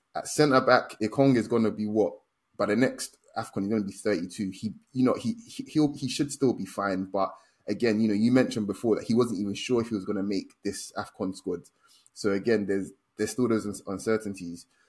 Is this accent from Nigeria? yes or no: yes; Nigeria; as a Nigerian